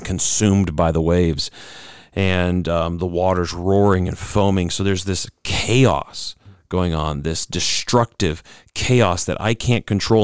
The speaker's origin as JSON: {"language": "English", "country": "United States", "said": "as Americans, we kind of feel this because, um, being an American citizen"}